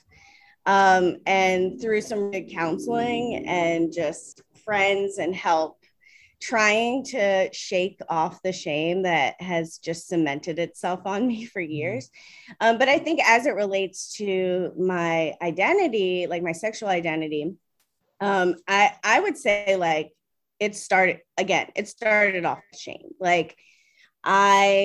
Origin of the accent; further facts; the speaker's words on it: Maryland, United States; moved away as an adult; now in New York City, United States; I'm originally from Maryland. I live in New York City now and have for almost